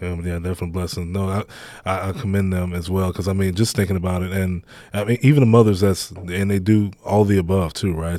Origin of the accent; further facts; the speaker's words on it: Baton Rouge, Louisiana, United States; where I grew up at in Baton Rouge, um, just in, in the inner city